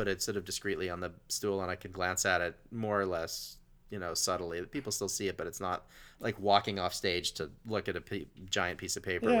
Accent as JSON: {"language": "English", "town": "Asheville", "region": "North Carolina", "country": "United States", "also_born_or_lived": "Los Angeles, United States", "said": "I'm from Asheville, North Carolina, and I told some joke that related to that."}